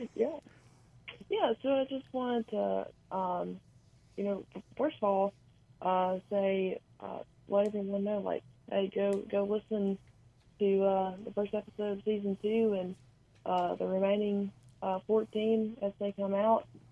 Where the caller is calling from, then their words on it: Georgia, United States; I'm calling from Georgia